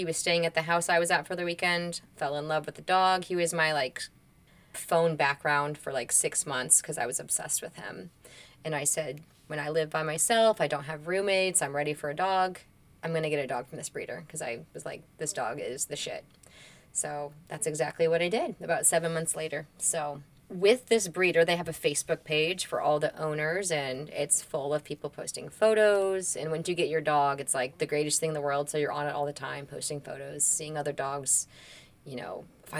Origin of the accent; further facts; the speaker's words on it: Indianapolis, Indiana, United States; also born or lived in Bloomington, Indiana; Born and raised in Indianapolis, Northeast Side, Lawrence Central